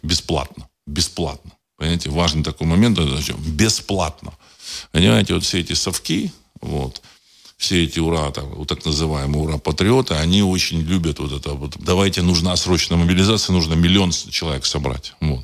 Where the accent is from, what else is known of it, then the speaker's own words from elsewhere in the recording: Saint Petersburg, Russia; знаю, значит, это мой родной город